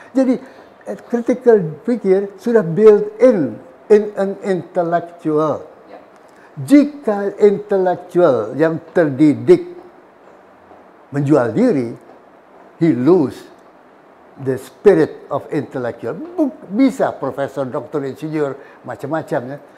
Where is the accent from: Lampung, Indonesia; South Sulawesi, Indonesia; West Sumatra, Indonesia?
West Sumatra, Indonesia; Jadi sebagai orang Sumatera, orang Minang, hitam adalah hitam, putih adalah putih, jebret.